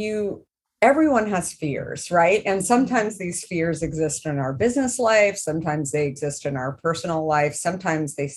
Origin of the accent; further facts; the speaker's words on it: Arizona, United States; I grew up in Arizona